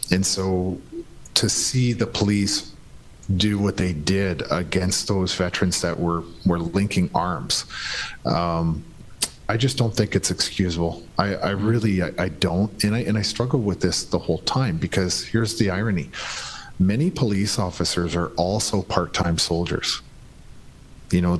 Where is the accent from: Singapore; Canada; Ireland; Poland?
Canada; his presence was really irrelevant to me as a Canadian.